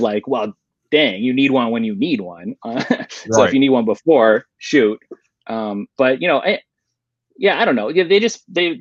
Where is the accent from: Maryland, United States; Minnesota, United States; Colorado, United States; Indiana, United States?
Colorado, United States; now in Midwest, United States; I grew up in Colorado